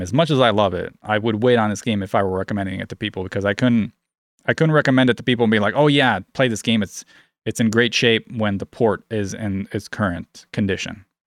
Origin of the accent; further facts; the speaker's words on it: United States; I'm American